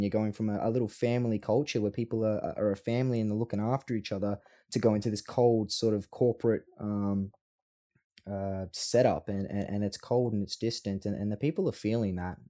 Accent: Australia; Australians love Australians

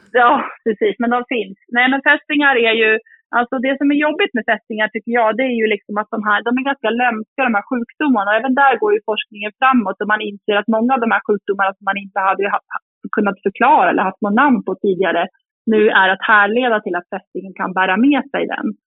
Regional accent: Sweden; now in Jämtland, Sweden; jag är uppvuxen i, i Uppland och Sörmland

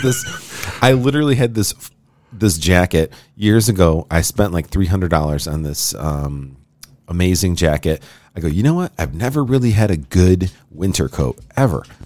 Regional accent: Rochester, New York, United States; Rochester's my hometown

